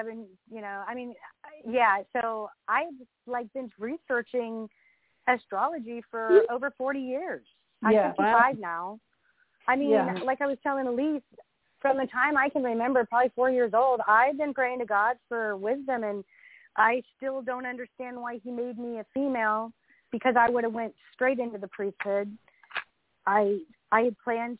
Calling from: Northern California, United States; I'm calling from California, Northern California.

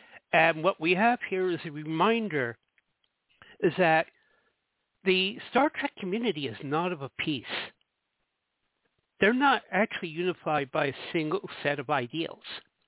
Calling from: Jersey City, New Jersey, United States; I'm calling from Jersey City, New Jersey.

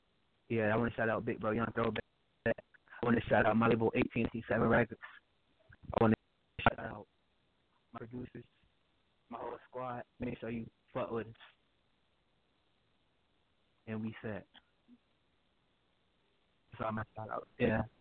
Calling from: Norfolk, Virginia, United States; I'm calling from Norfolk, Virginia.

